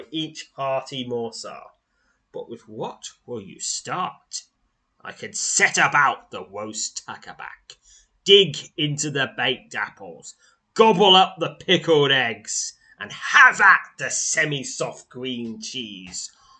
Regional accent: United Kingdom; I'm British

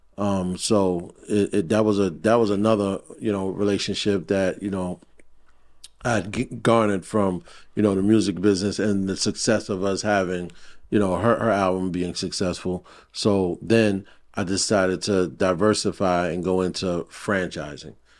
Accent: New York City, New York, United States; I grew up in Brooklyn

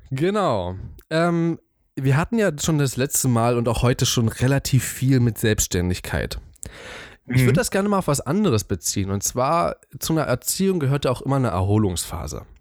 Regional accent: East Germany, Germany; ich bin schon ziemlich Ossi-mäßig. ich, ich, ich komme definitiv aus dem Osten.

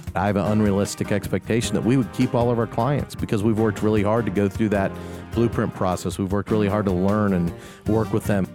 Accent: Kansas City, Missouri, United States; now in Augusta, United States; I grew up in Kansas City

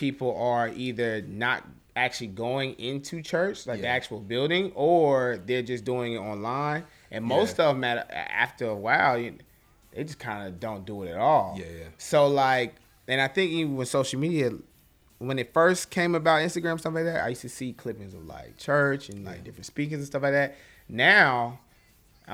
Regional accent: the South, United States; I'm from the South

